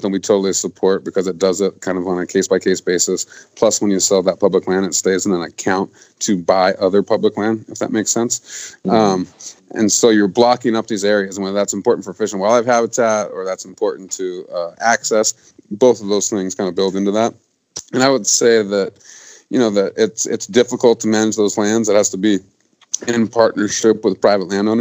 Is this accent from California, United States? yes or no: no; Montana, United States; in my home state of Montana